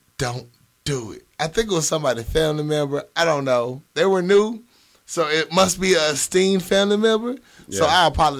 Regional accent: Little Rock, Arkansas, United States; I'm from Little Rock.

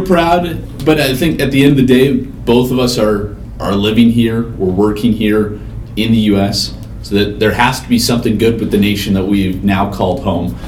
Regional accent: Regina, Saskatchewan, Canada; now in United States; Regina, Saskatchewan, Canada, in a few weeks. My hometown

